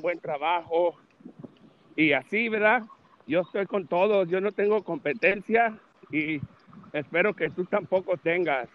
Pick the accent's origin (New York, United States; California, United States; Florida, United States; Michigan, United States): California, United States; Los Angeles; Yo soy de Los Ángeles, California